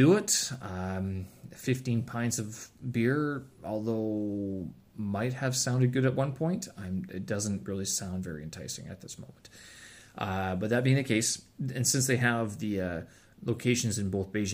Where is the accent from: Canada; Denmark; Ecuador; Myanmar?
Canada; I'm Canadian